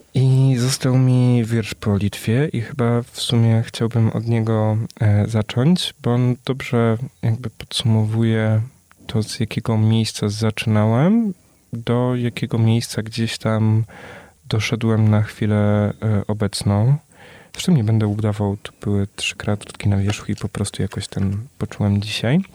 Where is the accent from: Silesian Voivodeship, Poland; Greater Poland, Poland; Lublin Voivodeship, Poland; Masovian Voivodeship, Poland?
Silesian Voivodeship, Poland; small town near Częstochowa; moved away; Ja sam też jestem z małej miejscowości pod Częstochową, gdzie zresztą moi rodzice przyjechali